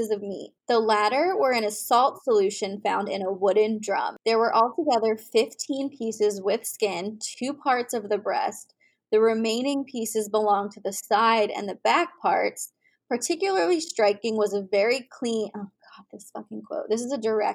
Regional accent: East Coast, United States; moved away; I'm originally from the East Coast

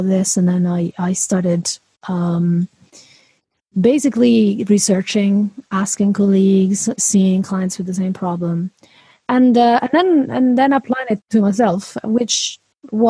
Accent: Italy; now in Edinburgh, United Kingdom; I'm Italian, but I'm not calling from Italy. I'm calling from Edinburgh, Scotland.

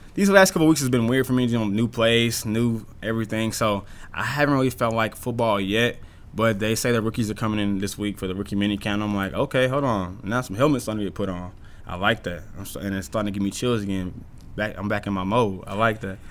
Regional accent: Dallas, Texas, United States; moved away; I'm from Dallas

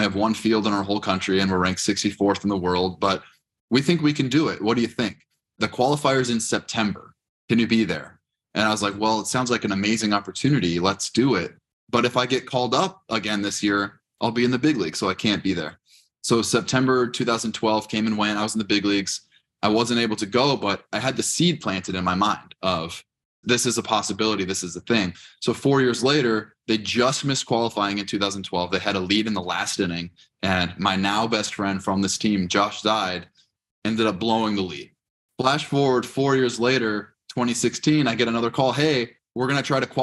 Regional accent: Los Angeles, California, United States; I grew up in California, LA County in the Valley

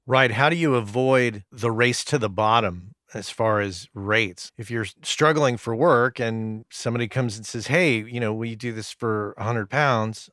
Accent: United States; As an American

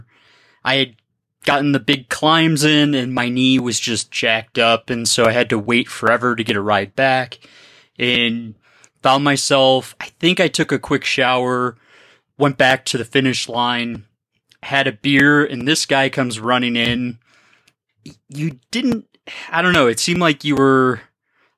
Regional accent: Birmingham, Michigan, United States; I grew up in Birmingham, Michigan

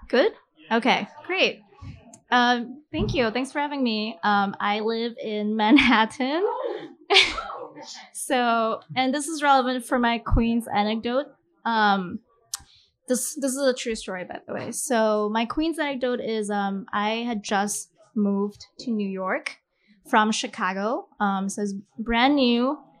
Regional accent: Malaysia; I'm going to read a story from my book set in my hometown in Malaysia.

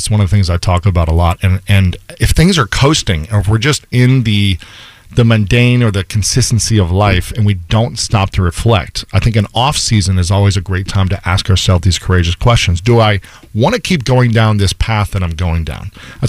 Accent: Ohio, United States; also born or lived in New York City; now in Los Angeles, United States; we're both from Ohio.

